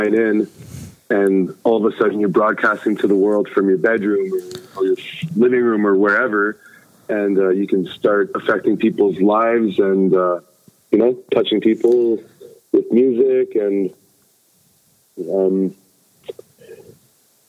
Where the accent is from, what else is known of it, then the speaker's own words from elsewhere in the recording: Toronto, Ontario, Canada; moved away as an adult; now in Edinburgh, United Kingdom; someone growing up in Toronto, Canada